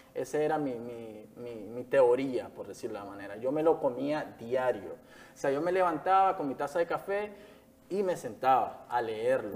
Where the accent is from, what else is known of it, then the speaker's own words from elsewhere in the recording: Jalapa, Nueva Segovia, Nicaragua; moved away as an adult; now in Managua, Nicaragua; Nací en Jalapa, Nueva Segovia, ya al norte del país, eh, el último municipio de Nueva Segovia